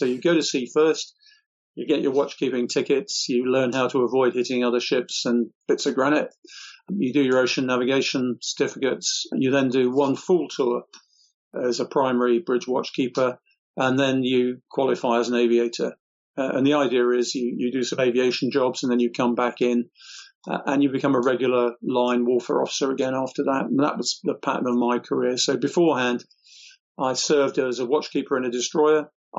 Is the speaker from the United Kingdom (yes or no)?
yes; South East England, United Kingdom; born there; Okay, I was actually born in Kent, which is one of our more easterly counties, but my father was in the Navy, so he was stationed there. My family heritage is from Wales.